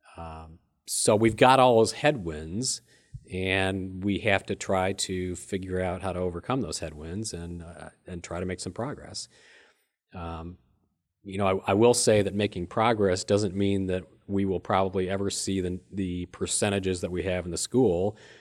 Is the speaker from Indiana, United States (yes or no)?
no; Illinois, United States; moved away as an adult; now in Rockford, United States; I grew up in a small town about sixty miles south of Rockford and moved here twenty-eight years ago